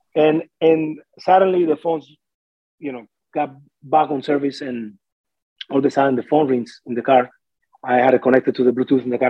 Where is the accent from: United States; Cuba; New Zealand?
Cuba; Artemisa; moved away as an adult; now in Smithers, Canada; when I was growing up and stuff in Cuba